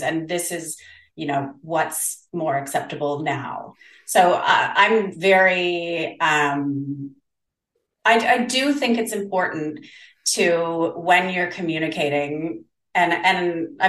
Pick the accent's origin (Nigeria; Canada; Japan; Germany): Canada; also born or lived in South Korea; now in Denmark, Australia; I'm Canadian, but I live in Australia